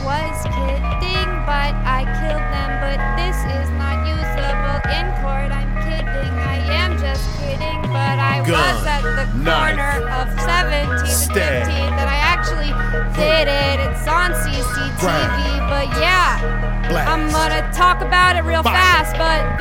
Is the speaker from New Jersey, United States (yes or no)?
no; Bay Area, California, United States; I'm from the Bay Area